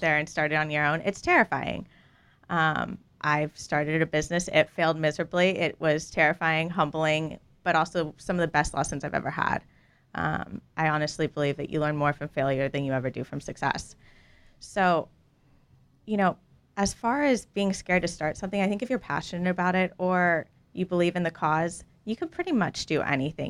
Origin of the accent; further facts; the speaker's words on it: Dallas, Texas, United States; I was raised in Dallas.